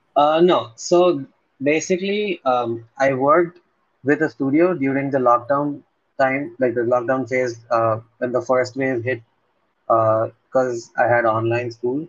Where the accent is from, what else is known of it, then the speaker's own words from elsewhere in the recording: Ahmedabad, Gujarat, India; I'm from a city called Ahmedabad.